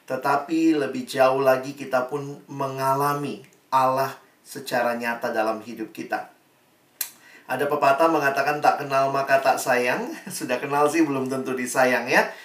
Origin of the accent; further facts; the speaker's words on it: Makassar, South Sulawesi, Indonesia; moved away as an adult; also born or lived in Jakarta; Saya dari SMA Negeri 1 di Makassar, Lalu kemudian Tuhan bawa saya kuliah ke Jakarta, ke Universitas Indonesia, dan di situ saya terus bertumbuh.